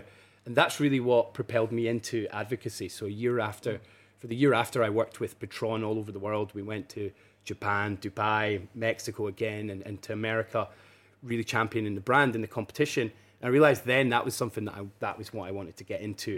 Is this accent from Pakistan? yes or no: no; Burntisland, Scotland, United Kingdom; also born or lived in Edinburgh / Aberdeen; Born and uh, born and raised in Burnt Island